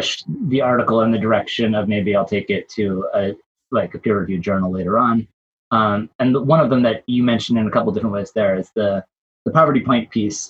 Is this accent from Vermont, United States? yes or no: yes; Vermont, United States; I live on the farm, the sheep farm where I grew up in Vermont